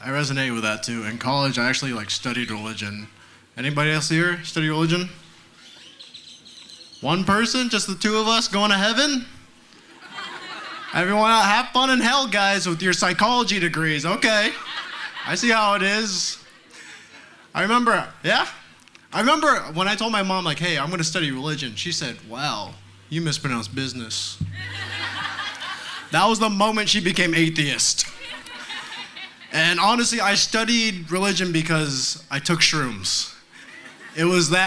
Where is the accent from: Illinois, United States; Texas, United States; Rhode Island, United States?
Texas, United States; I grew up here in Texas